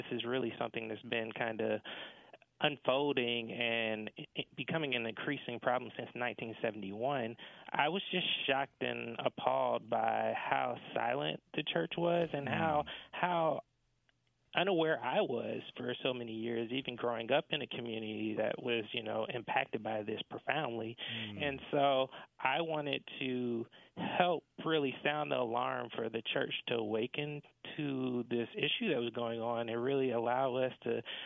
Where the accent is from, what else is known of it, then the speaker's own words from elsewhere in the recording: right outside of Atlanta, Georgia, United States; I was born and raised right outside of Atlanta, Georgia